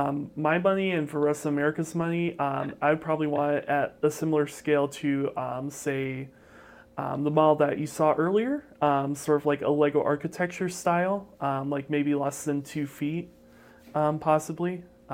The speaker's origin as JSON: {"language": "English", "region": "Michigan", "country": "United States", "tie": "born or raised there", "said": "Yeah, so for me, I grew up in Michigan my whole life, pretty much. Even if not up here, I've been in the area."}